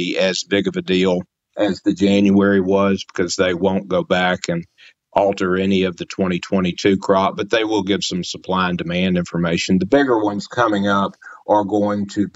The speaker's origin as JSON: {"language": "English", "town": "Memphis", "region": "Tennessee", "country": "United States", "tie": "born or raised there", "moved": "yes", "said": "I grew up in Memphis"}